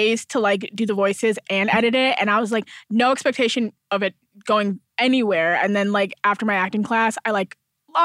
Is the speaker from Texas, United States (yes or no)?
no; Milwaukee, Wisconsin, United States; moved away as an adult; now in Los Angeles, United States; I'm from Milwaukee, so it's, like, there's, like, a good theater, like, life, but, like, not film